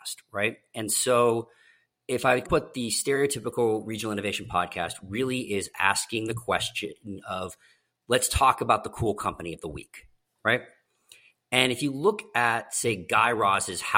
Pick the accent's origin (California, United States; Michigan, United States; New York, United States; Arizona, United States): California, United States; moved away as an adult; also born or lived in San Diego, California; now in Austin, United States; was born and raised in California, born north of LA, been in San Diego for about 15 years across two stints